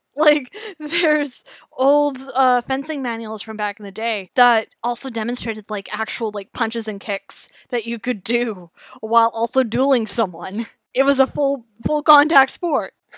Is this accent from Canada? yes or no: yes; Canada; how we do in Canada